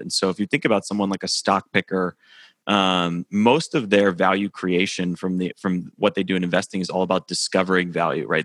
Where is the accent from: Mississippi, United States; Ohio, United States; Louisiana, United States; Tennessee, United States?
Tennessee, United States; Nashville; moved away as an adult; also born or lived in New York; I live in Nashville, Tennessee now, and I'm, I'm from Nashville originally